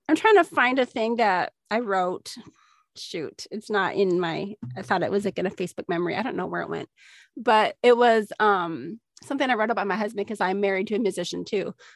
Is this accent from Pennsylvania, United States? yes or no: no; Minnesota, United States; moved away; growing up in Minnesota